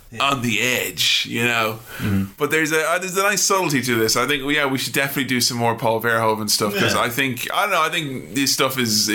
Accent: Ireland; I'm Irish.

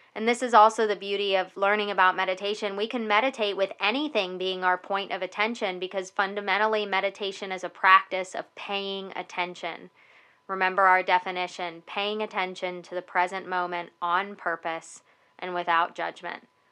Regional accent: United States; Welcome to being an American here in the United States.

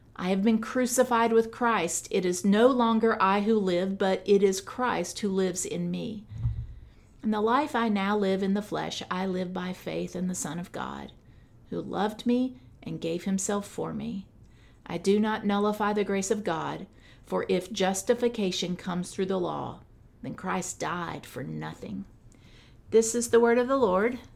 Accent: United States

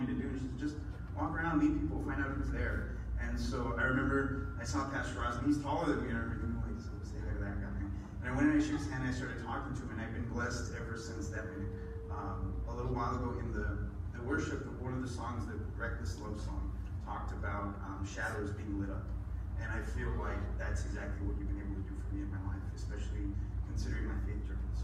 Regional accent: Las Cruces, New Mexico, United States; first language English; I'm born and raised in Las Cruces, New Mexico. I've been here my whole life.

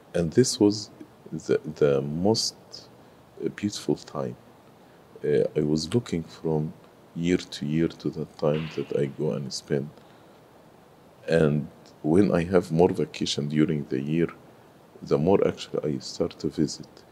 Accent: Cairo, Cairo Governorate, Egypt; moved away as an adult; also born or lived in Sohag, Egypt; now in United States; I grew in Cairo, but I was not born in Cairo. I am originally from Upper Egypt, so I was born in uh, Sohag, but I I grew in Cairo

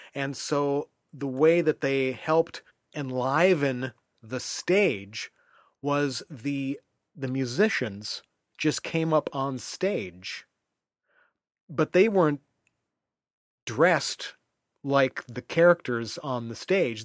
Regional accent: United States; as an American

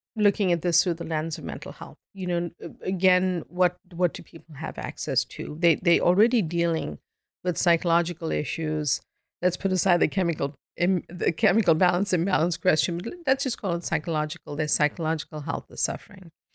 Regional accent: South Africa; now in Boston, United States; before I moved to Boston, I grew up in South Africa.

